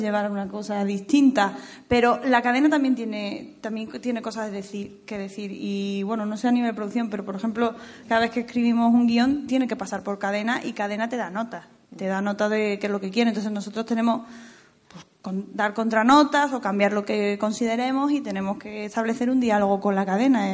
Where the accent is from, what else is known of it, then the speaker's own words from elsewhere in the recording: Andalusia, Spain; now in Madrid, Spain; que soy andaluza